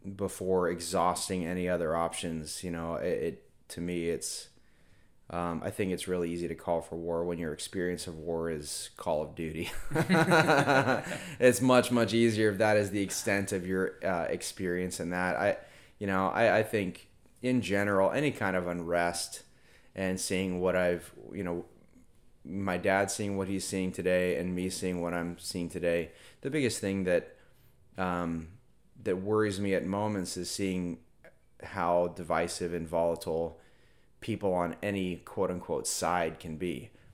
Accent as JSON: {"language": "English", "town": "Merritt Island", "region": "Florida", "country": "United States", "tie": "born or raised there", "also_born_or_lived": "Virginia"}